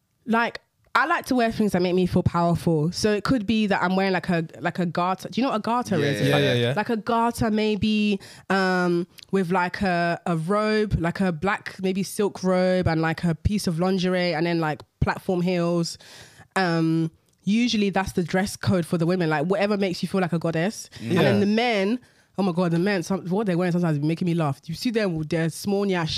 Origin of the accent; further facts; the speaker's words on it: London, United Kingdom; London, to two Nigerian parents.